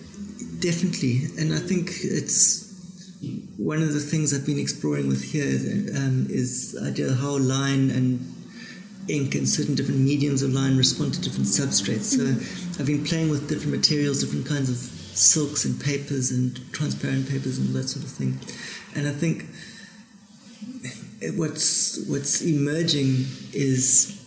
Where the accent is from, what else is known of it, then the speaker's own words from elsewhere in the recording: Cape Town, Western Cape, South Africa; But layering started very much in Johannesburg, and I came from Cape Town with this very distilled language, this very kind of insular, simplistic, stylized line